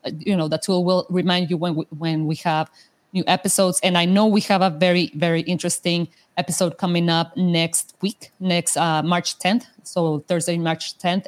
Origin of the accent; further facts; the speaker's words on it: Mexico; first language Spanish; English is a second language; moved away; I'm, I'm, from Mexico, so my my my mother language is uh, Spanish